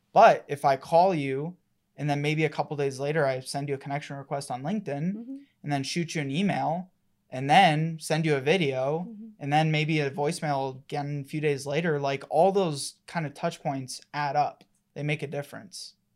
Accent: Colorado, United States; I was born and raised here in Colorado

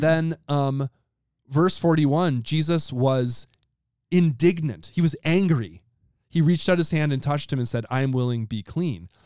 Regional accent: Wisconsin, United States; my home state, Wisconsin

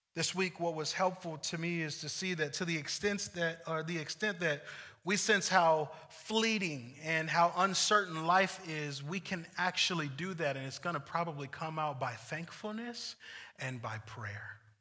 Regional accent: United States; also born or lived in Ventura, California; as American Christians and Venturan Christians

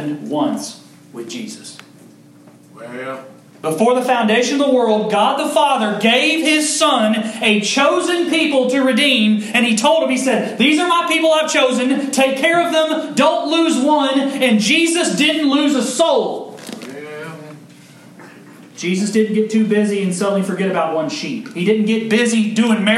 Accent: Kentucky, United States; I'm from Kentucky

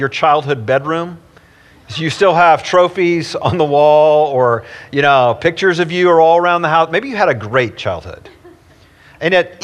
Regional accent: East Tennessee, United States; I grew up in East Tennessee, and every summer I went to summer camps where we explored wild caves

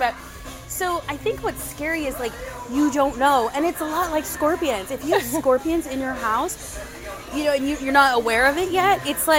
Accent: San Diego, California, United States; moved away as an adult; now in Arizona, United States; I go by she and her, and I'm originally from San Diego, California, but I've been in Arizona since 2005, so about, is that 17 years

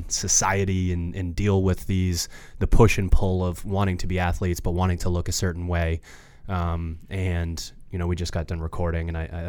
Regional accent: Maine, United States; And we're from Maine, so.

